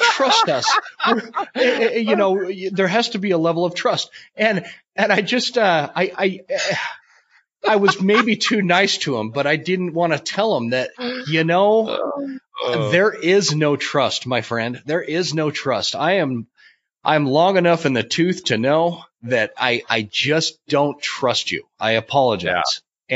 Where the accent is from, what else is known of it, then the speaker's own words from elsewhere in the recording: the West, United States; also born or lived in North Carolina; I was a kid from the West